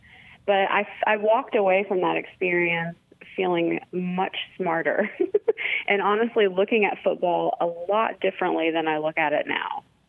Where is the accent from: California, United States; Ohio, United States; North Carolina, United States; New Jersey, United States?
Ohio, United States; I went to Ohio State. I'm from Ohio.